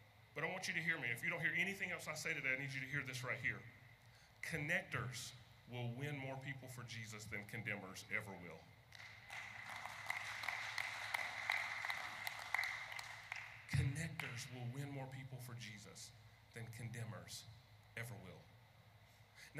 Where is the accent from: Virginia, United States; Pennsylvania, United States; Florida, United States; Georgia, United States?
Virginia, United States; Hampton Roads; I'm from the Hampton Roads area